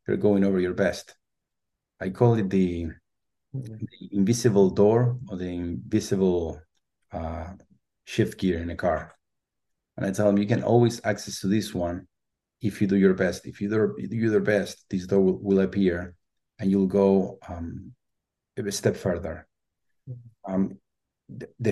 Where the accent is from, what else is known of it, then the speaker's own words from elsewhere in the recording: Argentina; English is a second language; moved away as an adult; also born or lived in Los Angeles; now in San Francisco, United States; I'm originally from Argentina. I live in San Francisco